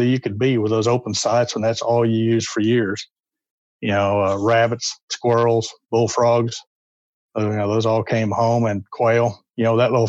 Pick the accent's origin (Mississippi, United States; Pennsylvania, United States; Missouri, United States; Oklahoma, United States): Oklahoma, United States; north central; moved away; I was born in Oklahoma, north central Oklahoma. Lived there for the early part of my life.